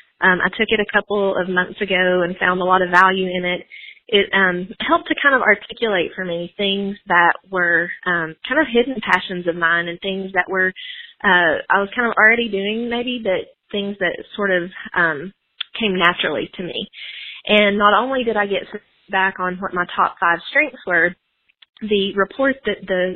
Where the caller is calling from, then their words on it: Augusta, Georgia, United States; I'm calling from Augusta, Georgia.